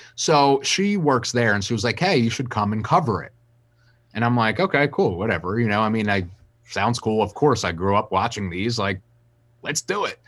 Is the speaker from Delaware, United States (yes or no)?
yes; Wilmington, Delaware, United States; I'm a kid from Wilmington, Delaware